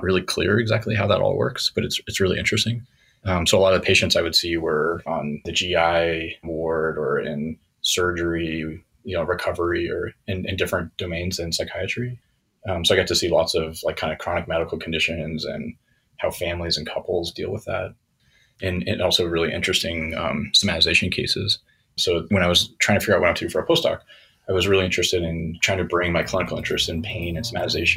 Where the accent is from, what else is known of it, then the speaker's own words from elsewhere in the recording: Denver, Colorado, United States; moved away as an adult; also born or lived in St. Louis, Missouri / Portland, Oregon / New York / Tucson, Arizona; now in Hanover, United States; I was born in St. Louis, Missouri, and grew up in Denver, Colorado.